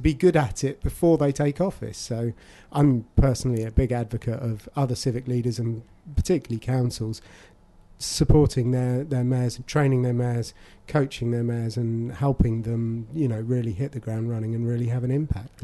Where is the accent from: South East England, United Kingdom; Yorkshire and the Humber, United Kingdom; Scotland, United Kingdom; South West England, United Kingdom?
South East England, United Kingdom; Abingdon; I've born and raised in Abingdon, you know, I always lived there